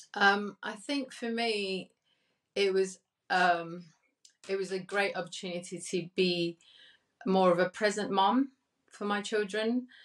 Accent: Cali, Valle del Cauca, Colombia; now in United Kingdom; I was born in Cali, Colombia, and came over to the UK

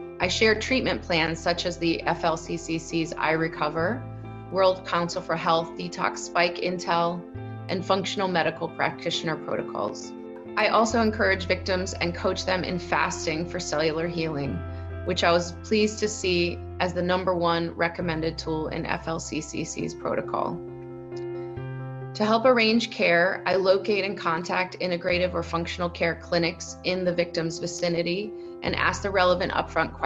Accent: United States; moved away as an adult; now in Amsterdam, Netherlands; I'm an American living in Amsterdam since 2005.

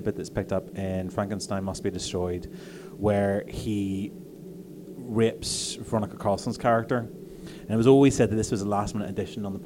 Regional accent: Belfast, Northern Ireland, United Kingdom; we're from Belfast

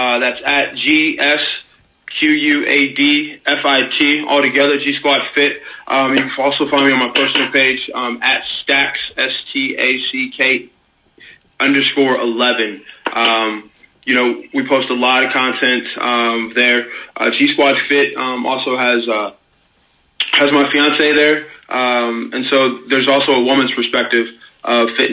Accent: St. Louis, Missouri, United States; moved away; I'm from St. Louis, originally anyway

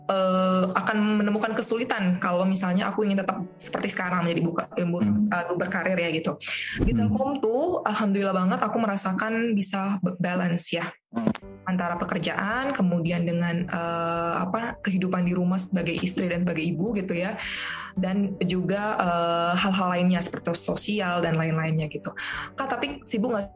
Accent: Aceh, Indonesia; Tapi apakah ada juga pertanyaan, Kak, aku dari Aceh mungkin nggak sih aku ditempatkan di Aceh mungkin banget.

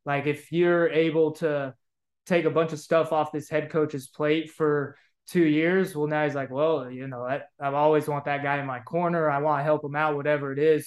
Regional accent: Bay Area, California, United States; moved away as an adult; I was from the Bay Area

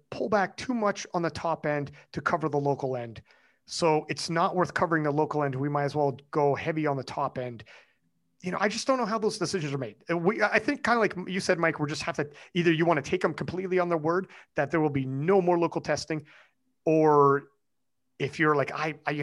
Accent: Canada; as a Canadian lifting in WADA

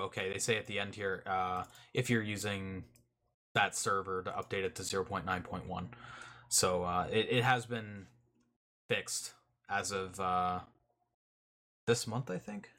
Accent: Canada; I'm I'm Canadian

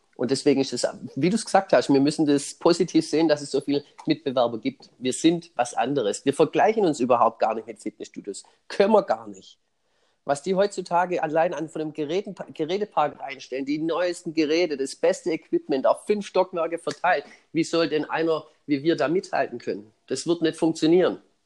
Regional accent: Swabia, Germany; für mich als Schwabe

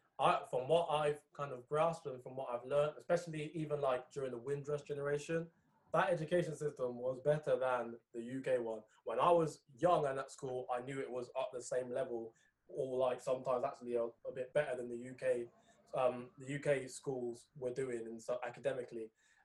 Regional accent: Discovery Bay, Saint Ann, Jamaica; I'm from Discovery Bay, where my grandparents are from.

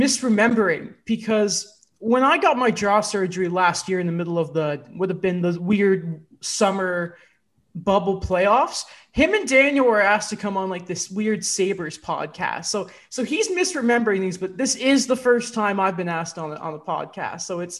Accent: England, United Kingdom; It's really weird because I'm English.

